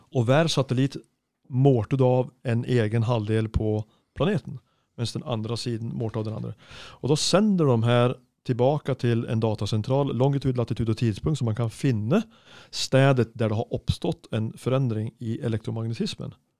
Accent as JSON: {"language": "Norwegian", "country": "Sweden", "moved": "yes", "said": "jeg er svensk snekker"}